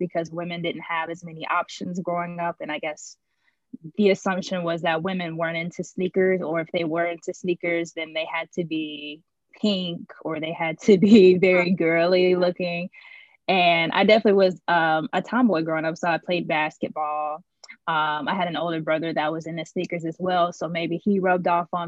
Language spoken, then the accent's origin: English; Indianapolis, Indiana, United States; moved away; I'm originally from USA. So I was born in Indianapolis, Indiana